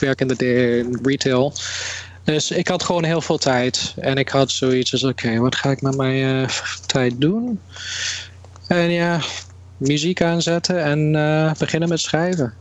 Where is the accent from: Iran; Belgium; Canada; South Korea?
Canada; now in Netherlands; Ik ben in Canada opgegroeid. En toen in 1999 ben ik teruggekomen naar Nederland